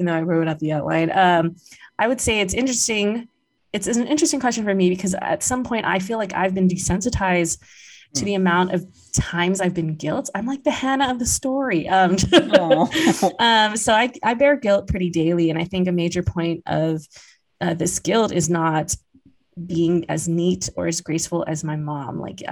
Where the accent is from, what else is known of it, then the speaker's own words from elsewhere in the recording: Guam; I grew up in Guam where I could move a bit more freely than my parents